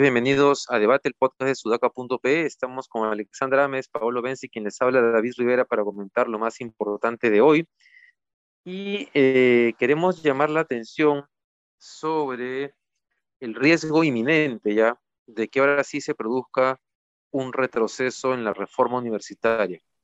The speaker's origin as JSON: {"language": "Spanish", "country": "Peru"}